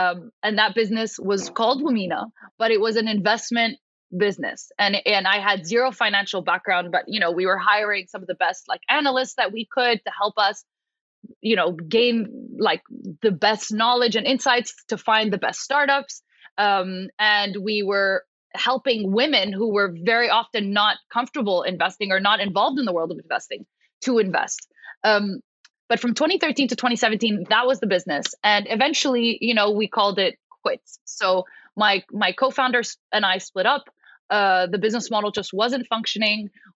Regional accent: Paris, Île-de-France, France; I was born and raised in Paris. So essentially, as an Arab American, grew up in Paris, very third culture kid

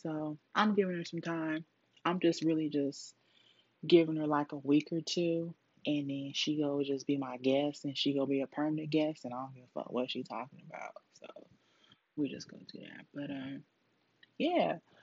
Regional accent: Duarte, California, United States; moved away as an adult; now in Texas, United States; I was born in Cali, Duarte, California.

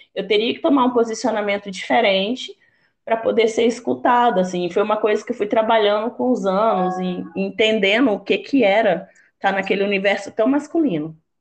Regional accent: Rondônia, Brazil; also born or lived in Pará / Mato Grosso; sou nortista, paraense, com orgulho, criada em Rondônia, formada no Mato Grosso.

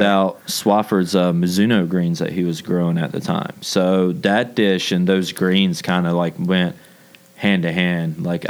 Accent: the South, United States; I was raised in the South. Like, that's all we do in the South is talk behind people's backs.

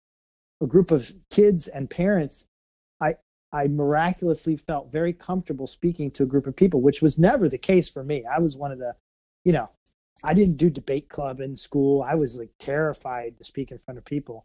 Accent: Missouri, United States; I'm from Missouri. Okay, not Kansas

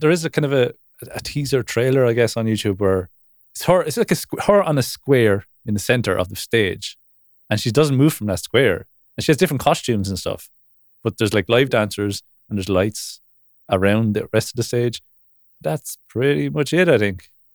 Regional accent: Ireland; I grew up in Ireland

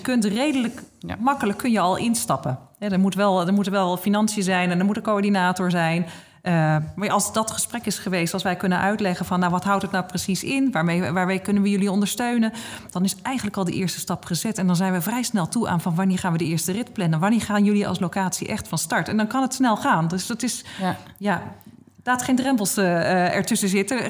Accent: Noordwijk, South Holland, Netherlands; mijn eigen gemeente waar ik vandaan kom, Noordwijk

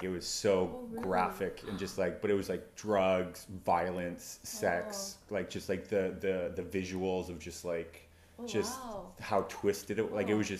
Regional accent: Vancouver, British Columbia, Canada; I'm from Vancouver

